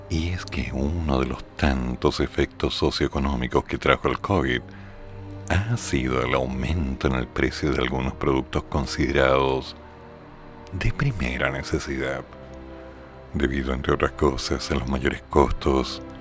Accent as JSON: {"language": "Spanish", "town": "Chiloé", "region": "Los Lagos", "country": "Chile", "tie": "born there", "said": "Chiloé no es la oficina, yo nací en Chiloé."}